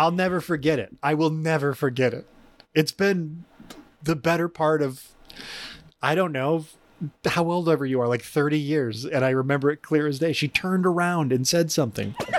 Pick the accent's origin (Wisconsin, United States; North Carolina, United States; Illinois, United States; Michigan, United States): Michigan, United States; also born or lived in Allen Park, Michigan; I missed my old friends back in the woods of my hometown that I had just come from. But I moved to the big city. I moved to the London of downriver Michigan, Allen Park